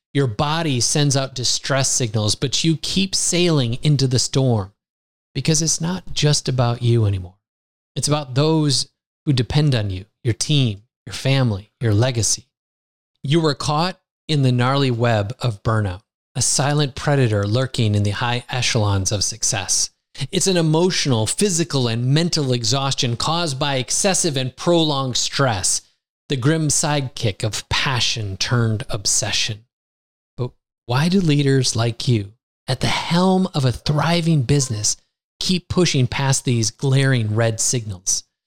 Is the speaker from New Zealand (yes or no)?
no; United States; now in Lisbon, Portugal; I grew up in the United States